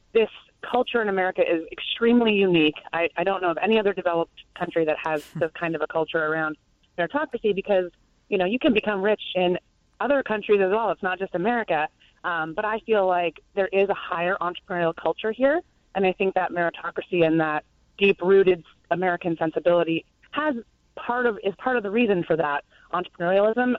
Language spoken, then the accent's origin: English; Canada; moved away as an adult; now in Durham, United States; being Canadian. I've lived in the U.S. for about 10 years now, but I lived in Canada for the first 25 years of my life